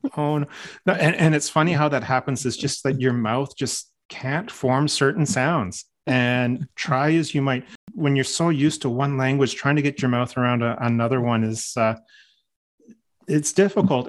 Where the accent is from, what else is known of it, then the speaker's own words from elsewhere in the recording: Newmarket, Ontario, Canada; moved away; that's my hometown.